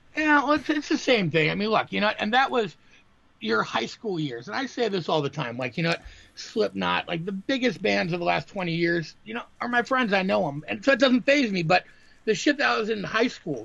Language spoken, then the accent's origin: English; Green Bay, Wisconsin, United States; I'm from Green Bay, Wisconsin, and the, uh, the the paper here is called the Green Bay Press Gazette.